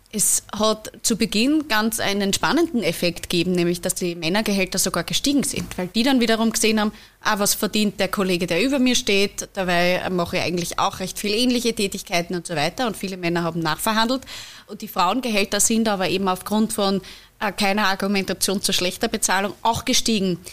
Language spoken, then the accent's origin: German; Upper Austria, Austria; In meinem Heimatbundesland in Oberösterreich